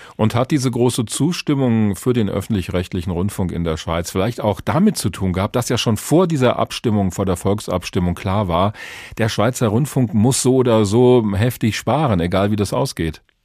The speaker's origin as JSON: {"language": "German", "country": "Germany", "said": "bei uns in Deutschland"}